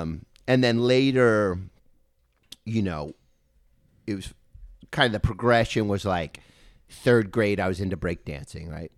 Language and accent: English; Thousand Oaks, California, United States; We grew up in Thousand Oaks